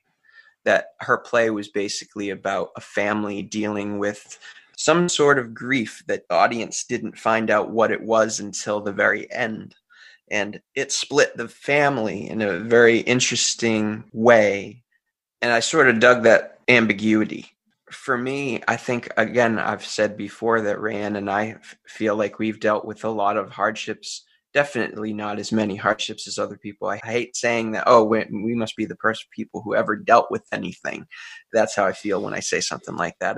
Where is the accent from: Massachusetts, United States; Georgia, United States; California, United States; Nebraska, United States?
Massachusetts, United States; Central; also born or lived in North Carolina (mother's origin) / Florida (summers); I grew up in Central Massachusetts